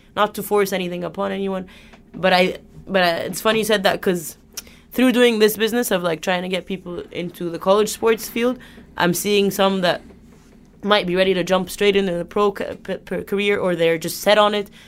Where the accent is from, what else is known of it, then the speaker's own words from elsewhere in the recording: Egypt; moved away as an adult; Egypt, I'm from Egypt